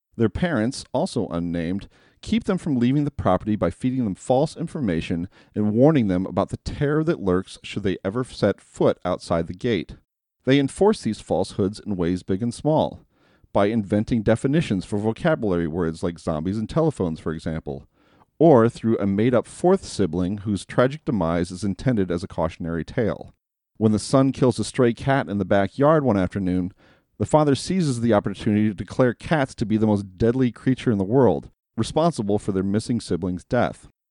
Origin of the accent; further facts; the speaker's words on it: United States; As an American in the year twenty twenty